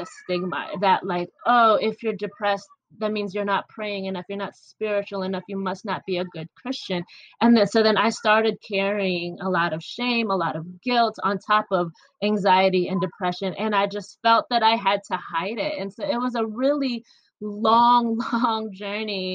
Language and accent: English; Michigan, United States; born or raised there; also born or lived in Philippines